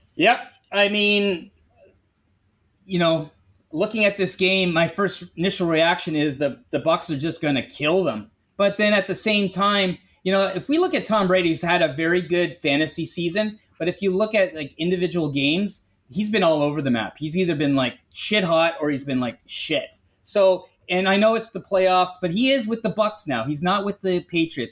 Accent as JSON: {"language": "English", "country": "Canada", "said": "I'm Canadian"}